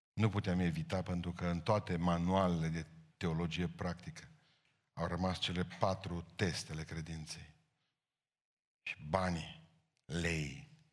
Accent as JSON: {"language": "Romanian", "country": "Romania", "said": "îmi place că sunt român"}